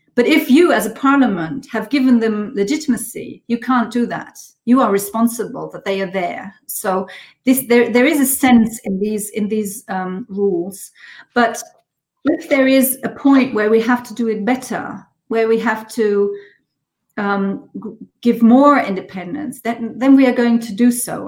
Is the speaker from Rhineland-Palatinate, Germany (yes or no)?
yes; Schweich, Rhineland-Palatinate, Germany; English is a second language; also born or lived in Paris; my hometown